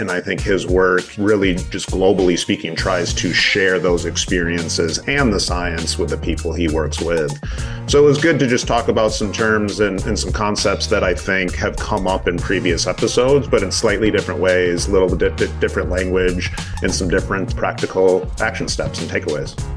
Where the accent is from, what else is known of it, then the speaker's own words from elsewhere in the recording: Michigan, United States; moved away as an adult; also born or lived in Los Angeles; born and raised Michigander